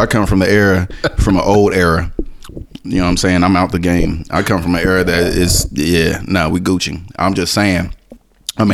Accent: Florida, United States; I'm from Florida, my dude.

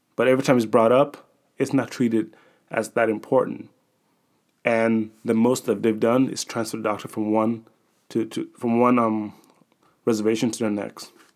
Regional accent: Atlanta, Georgia, United States; the one that's associated with my hometown, the Atlanta Braves

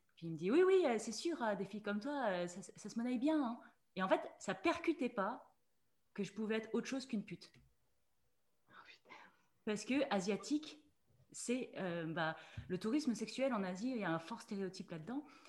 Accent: Mulhouse, Grand Est, France; je suis née en Alsace, je suis née à Mulhouse

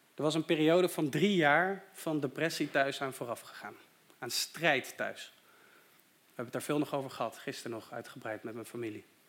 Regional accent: Deventer, Overijssel, Netherlands; moved away; Ik ben opgegroeid in Deventer en ook daar had ik een hele fijne kerk

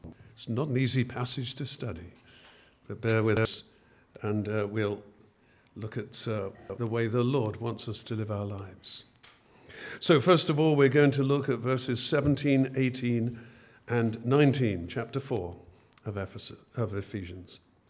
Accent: England, United Kingdom; born there; of course I'm a Christian. I was born in Christian England.

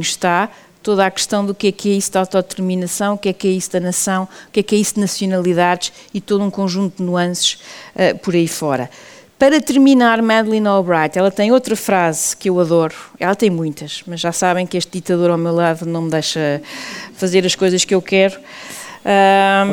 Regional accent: Portugal; nós portugueses

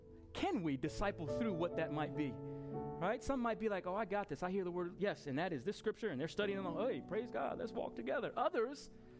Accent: Long Island, New York, United States; moved away; We were in Long Island a week and a half ago, my hometown

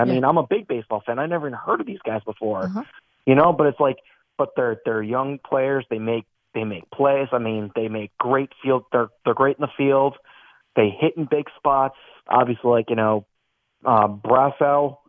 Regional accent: Philadelphia, Pennsylvania, United States; I'm from Philadelphia, so I am a Phillies fan.

